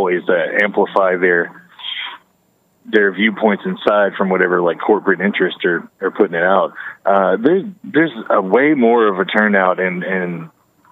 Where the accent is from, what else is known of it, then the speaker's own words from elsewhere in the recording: North Carolina, United States; now in California, United States; I'm from North Carolina.